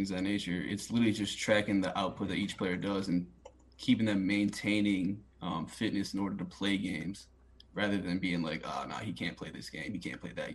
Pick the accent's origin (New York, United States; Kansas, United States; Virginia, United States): New York, United States; Utica; moved away; growing up in Utica, New York